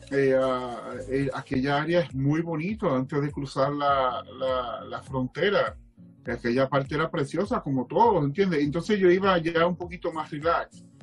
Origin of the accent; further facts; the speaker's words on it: Dominican Republic; Yo vengo de la República Dominicana, me crié en la República Dominicana, donde allí hay 80 grados